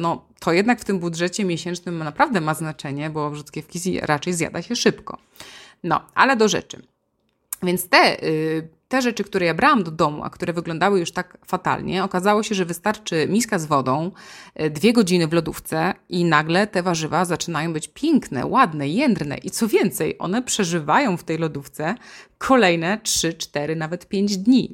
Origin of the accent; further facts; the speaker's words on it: Silesian Voivodeship, Poland; now in Warsaw, Poland; u nas na Śląsku o godzinie 12 to rosół musi być